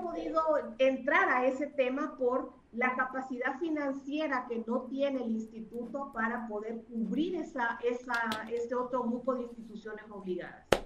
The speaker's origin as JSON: {"language": "Spanish", "country": "Honduras", "said": "como hondureños"}